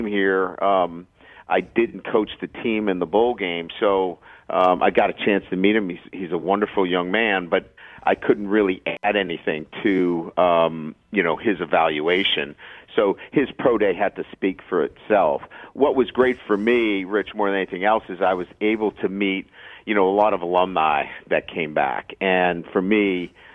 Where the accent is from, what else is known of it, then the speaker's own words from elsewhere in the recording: Boston, Massachusetts, United States; also born or lived in Midwest / South Bend; now in Baton Rouge, United States; I grew up in Boston